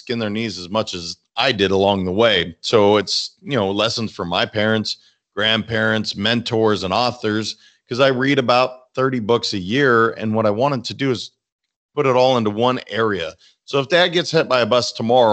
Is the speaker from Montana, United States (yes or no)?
yes; Montana, United States; now in Boca Raton, United States; I'm from Montana